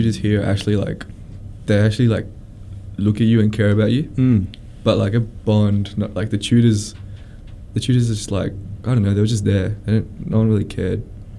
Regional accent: Sydney, New South Wales, Australia; moved away as an adult; also born or lived in Gold Coast; From Sydney, originally.

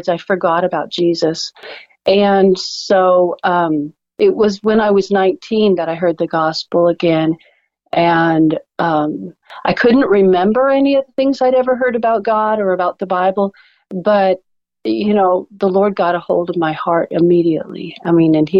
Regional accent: Alaska, United States; now in Oklahoma, United States; I grew up in Alaska

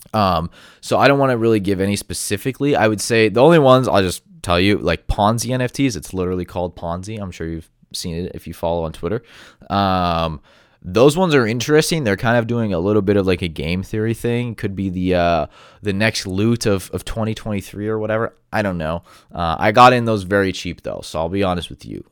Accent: United States; being an American

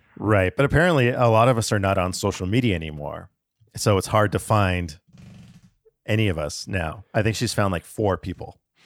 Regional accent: Tucson, Arizona, United States; also born or lived in Alaska; I was five when I moved down to Tucson from Alaska

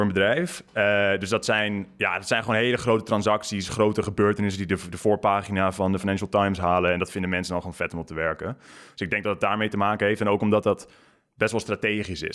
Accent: near Gouda, South Holland, Netherlands; moved away as an adult; also born or lived in London; bij Gouda in de buurt

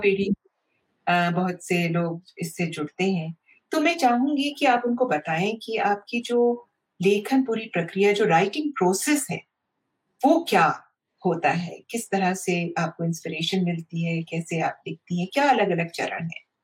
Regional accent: India; हम यहाँ की मिट्टी में पैदा हुए हैं

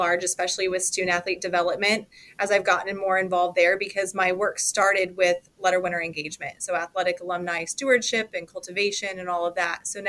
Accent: Colorado, United States; moved away as an adult; now in Ames, United States; I'm originally from Colorado.

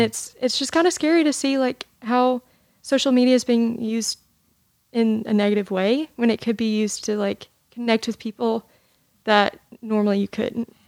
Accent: Jackson, Tennessee, United States; I am from Jackson, Tennessee

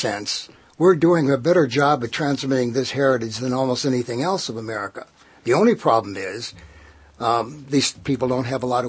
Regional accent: Detroit, Michigan, United States; I came up from Detroit like he did, you know, maybe 20 years earlier.

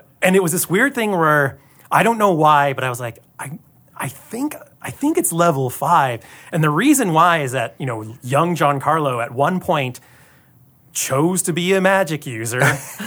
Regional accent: Tacoma, Washington, United States; now in Los Angeles, United States; I grew up in Tacoma, not far from here

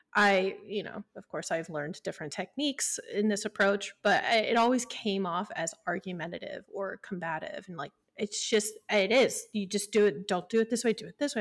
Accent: Midwest, United States; I grew up in the Midwest where it was just like, you kinda just work and get over it

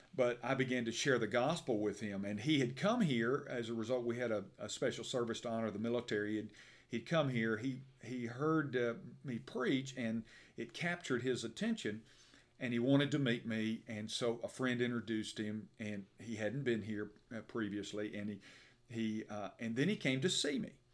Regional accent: Birmingham, Alabama, United States; I'm from Birmingham, uh, and for those who are listening outside of the state, about Birmingham, Alabama.

